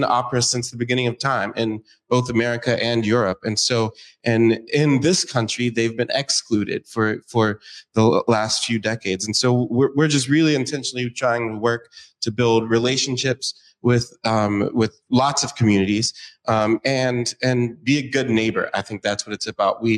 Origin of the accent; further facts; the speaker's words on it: Pittsburgh, Pennsylvania, United States; now in Seattle, United States; I grew up in Pittsburgh, Pennsylvania